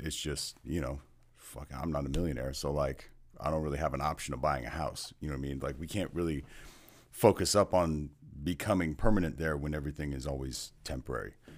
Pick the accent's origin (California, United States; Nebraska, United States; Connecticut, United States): California, United States; also born or lived in Seattle; now in Kansas City, United States; I'm from California originally